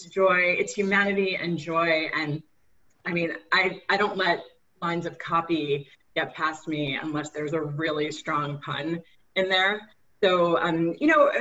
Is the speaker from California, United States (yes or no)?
no; New York City, New York, United States; I'm also born and raised in Queens